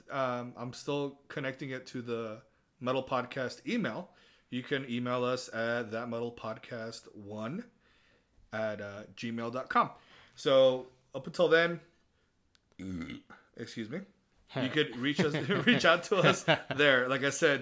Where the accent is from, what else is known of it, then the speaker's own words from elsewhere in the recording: Texas, United States; accent: Southern; we're from Texas